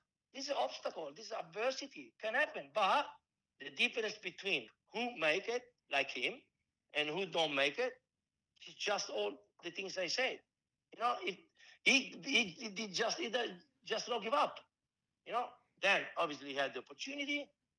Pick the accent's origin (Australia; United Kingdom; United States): Australia; Melbourne, Victoria; born there; I was born in Melbourne.